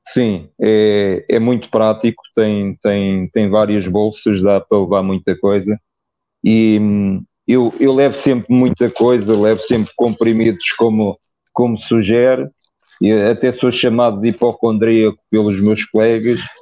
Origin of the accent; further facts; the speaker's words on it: Lisbon, Portugal; Eu sou de Lisboa, mas tenho raízes no norte. A minha mãe é. era, do, era do Porto